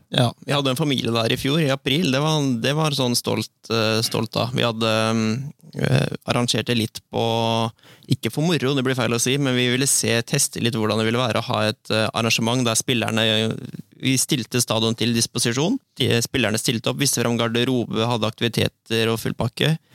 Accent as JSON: {"language": "Norwegian", "town": "Borgen", "region": "Østfold", "country": "Norway", "tie": "born or raised there", "moved": "as an adult", "lives_now": "Sarpsborg, Norway", "said": "Jeg kommer fra Borgen. Ja. Eh, født og oppvokst eh"}